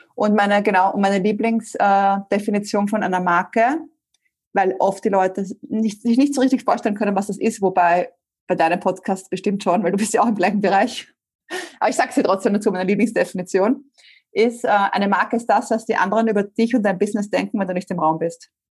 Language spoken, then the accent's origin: German; Vienna, Austria; also born or lived in Spain; Ich komme ursprünglich aus Wien